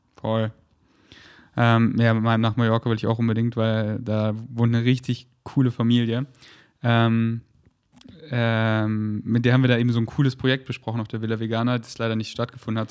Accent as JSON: {"language": "German", "town": "Munich", "region": "Bavaria", "country": "Germany", "tie": "born or raised there", "moved": "yes", "lives_now": "Berlin, Germany", "said": "drei Monate in München, wo ich herkomme, und habe mir mein Kinderzimmer wieder richtig schön gemacht"}